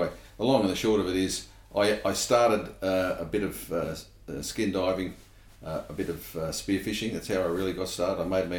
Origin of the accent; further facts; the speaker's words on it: Sydney, New South Wales, Australia; I was born in Australia, but I was an urban kid. {S0} Yeah. {S1} In Sydney